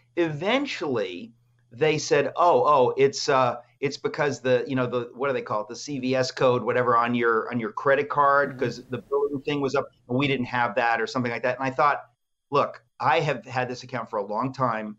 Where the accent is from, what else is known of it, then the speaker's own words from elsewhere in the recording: Danbury, Connecticut, United States; also born or lived in New York; my life growing up in the Greek immigrant community in New York and in Danbury, Connecticut.